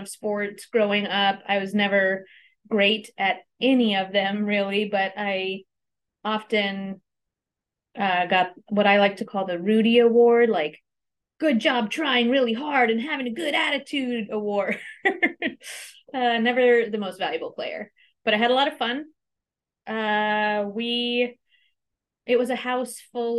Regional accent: Anchorage, Alaska, United States; I was born and raised here in Anchorage on Dena'ina land.

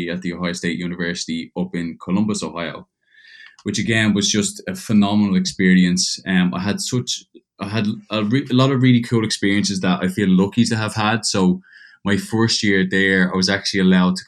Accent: Dublin, Leinster, Ireland; moved away as an adult; also born or lived in Georgia, United States; now in Perth, Australia; I was born and raised in Dublin, Ireland, till I was about 18.

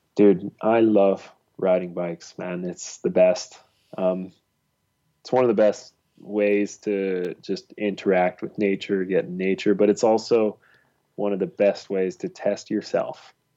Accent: Ontario, Canada; I grew up in Ontario

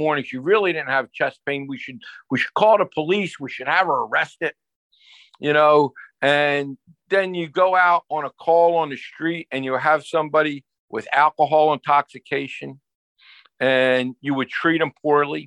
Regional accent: New Jersey, United States; growing up in New Jersey, you had to be, especially as a male, had to have a tough side

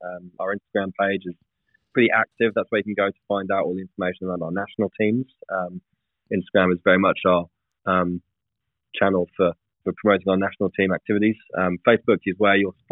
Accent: England, United Kingdom; I'm an Englishman

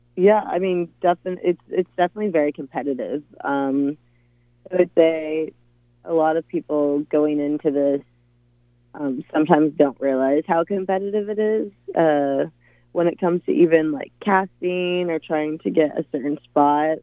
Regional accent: Tacoma, Washington, United States; now in Seattle, United States; I'm from Tacoma, Washington, originally born and raised there.

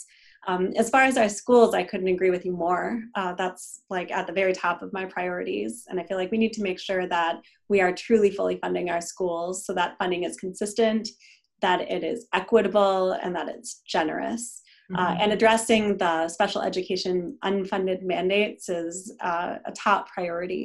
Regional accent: Wisconsin, United States; moved away as an adult; now in Minnesota, United States; I grew up in Wisconsin

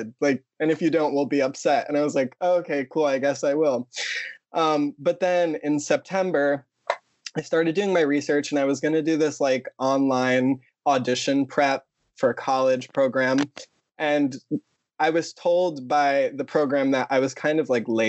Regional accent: Long Island, New York, United States; also born or lived in Ridgewood, Queens, New York; I'm from Long Island

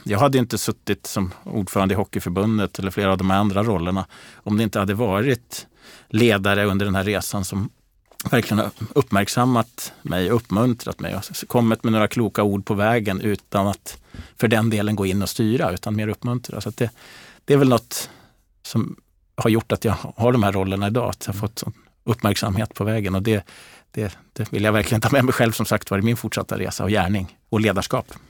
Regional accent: Gävle, Gävleborg County, Sweden; jag växte upp i Gävle

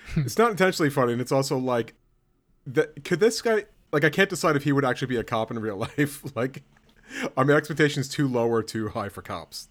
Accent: United States; I'm from America

